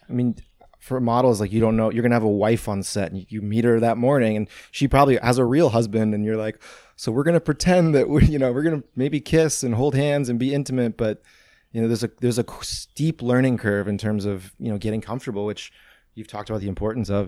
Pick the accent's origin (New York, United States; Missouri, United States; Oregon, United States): Missouri, United States; St. Louis; born or raised there; also born or lived in Venice, Los Angeles; now in Los Angeles, United States